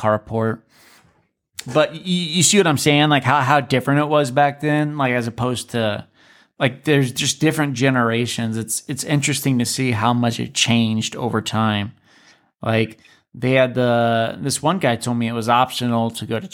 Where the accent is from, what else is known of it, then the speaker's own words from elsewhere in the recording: Alaska, United States; I was from Alaska